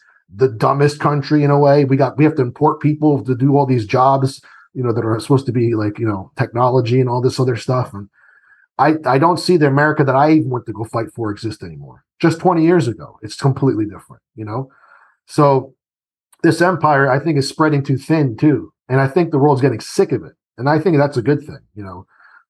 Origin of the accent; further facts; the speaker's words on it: Italy; born there; I was born in Italy. And so I remember being the American in the, you know, the town that I was